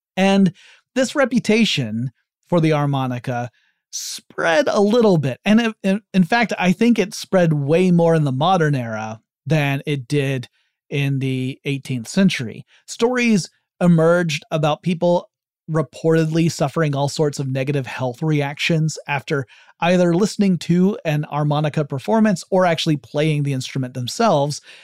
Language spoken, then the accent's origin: English; the South, United States; I'm from the South